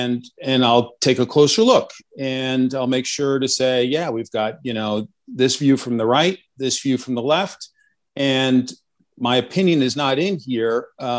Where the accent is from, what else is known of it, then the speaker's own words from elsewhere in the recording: Westfield, New Jersey, United States; So I grew up in Westfield, New Jersey. Those familiar with the Garden State Parkway, exit 135.